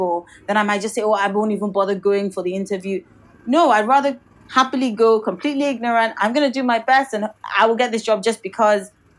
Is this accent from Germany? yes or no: no; Nigeria; first language Yoruba; English is a second language; also born or lived in United Kingdom; I'm from Nigeria. We're both West African.